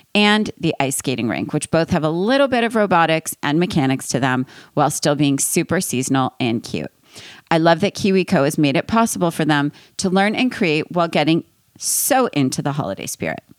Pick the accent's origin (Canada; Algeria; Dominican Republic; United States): United States; East Coast; I'm from East Coast